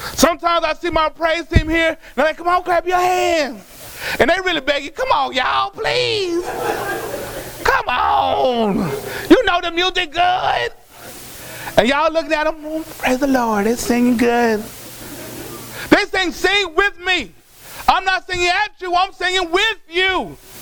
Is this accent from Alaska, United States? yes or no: no; Dallas, Texas, United States; I was born in Parkland. That's a government hospital.